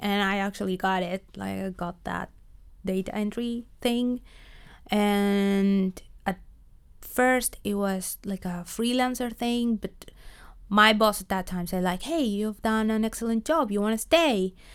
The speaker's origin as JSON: {"language": "English", "country": "Argentina", "also_born_or_lived": "Buenos Aires / Los Angeles", "moved": "as an adult", "lives_now": "Netherlands", "said": "I am from Argentina"}